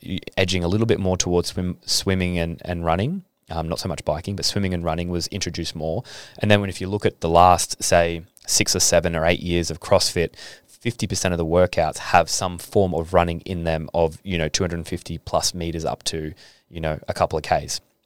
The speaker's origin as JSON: {"language": "English", "town": "Adelaide", "region": "South Australia", "country": "Australia", "moved": "yes", "lives_now": "Gold Coast, Australia", "said": "I came from Adelaide, and Adelaide's not a rugby league state"}